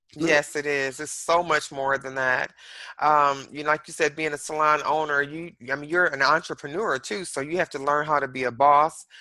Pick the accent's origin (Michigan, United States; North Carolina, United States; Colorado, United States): Michigan, United States; Detroit; now in Dallas, United States; I'm originally from Detroit, Michigan